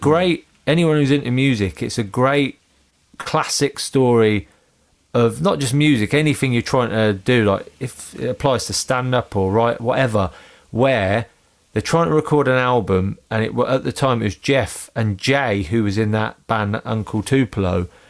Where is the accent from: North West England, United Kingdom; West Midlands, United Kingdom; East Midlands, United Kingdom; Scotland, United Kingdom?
East Midlands, United Kingdom; Northampton; I grew up in Northampton